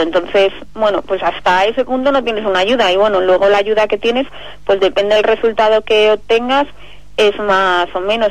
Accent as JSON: {"language": "Spanish", "town": "Gijón", "region": "Asturias", "country": "Spain", "also_born_or_lived": "Madrid", "moved": "as an adult", "lives_now": "Colmenar Viejo, Spain", "said": "totalmente afincada en Madrid, pero soy asturiana"}